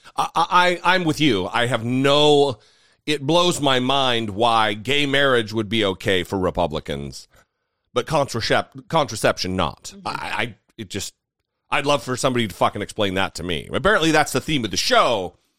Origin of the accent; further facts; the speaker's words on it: northern Idaho, United States; also born or lived in Southern California; now in Washington, DC, United States; I'm I'm from northern Idaho